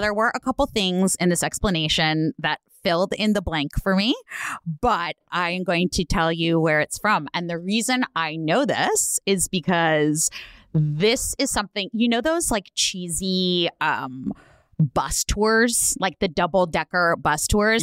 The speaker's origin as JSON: {"language": "English", "area": "Bay Area", "region": "California", "country": "United States", "tie": "born or raised there", "said": "I grew up in the Bay Area"}